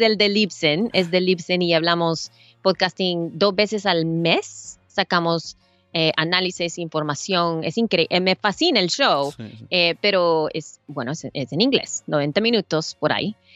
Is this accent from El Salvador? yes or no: yes; El Salvador; now in United States; yo soy salvadoreña, yo vengo de Salvador